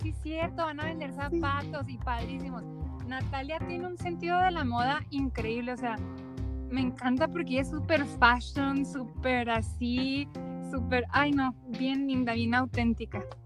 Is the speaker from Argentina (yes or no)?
no; Mexico; somos de México